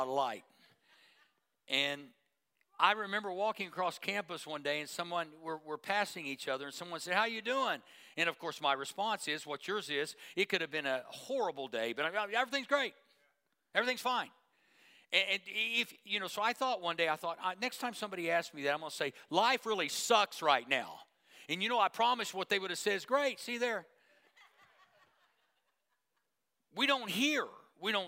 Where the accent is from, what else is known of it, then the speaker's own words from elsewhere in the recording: Tulsa, Oklahoma, United States; I grew up in Tulsa